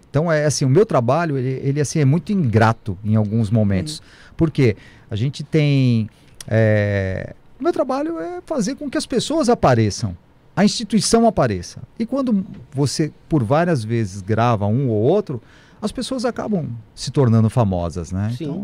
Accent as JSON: {"language": "Portuguese", "region": "São Paulo", "country": "Brazil", "said": "Eu estive no Guarujá, sou de São Paulo, estou fazendo um trabalho em São Paulo, Guarujá, Praia Grande"}